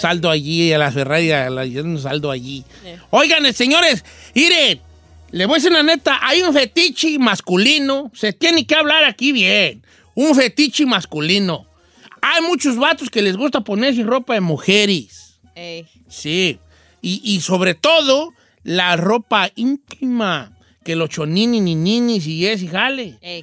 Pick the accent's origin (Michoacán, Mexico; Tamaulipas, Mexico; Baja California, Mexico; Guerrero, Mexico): Michoacán, Mexico; como yo soy de Michoacán, ya somos muy especiales para las carnitas